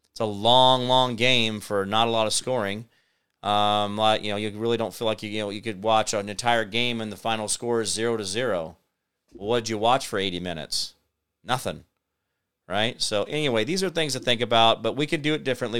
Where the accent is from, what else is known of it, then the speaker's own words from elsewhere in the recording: Kansas, United States; also born or lived in Phoenix; I'm from Kansas.